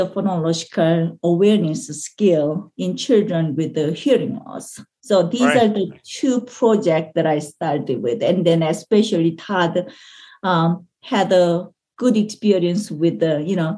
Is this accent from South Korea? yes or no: yes; South Korea; English is a second language; moved away as an adult; now in United States; I came from Korea, you know, because I want to study